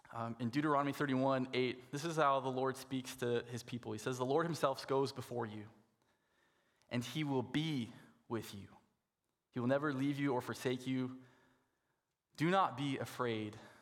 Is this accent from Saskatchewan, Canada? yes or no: yes; Saskatoon, Saskatchewan, Canada; moved away; I grew up in Saskatoon